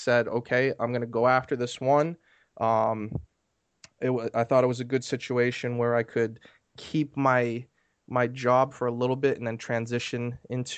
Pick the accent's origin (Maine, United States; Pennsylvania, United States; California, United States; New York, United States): Maine, United States; moved away as an adult; now in Maryland, United States; I'm from Maine originally, but I moved to Maryland for college.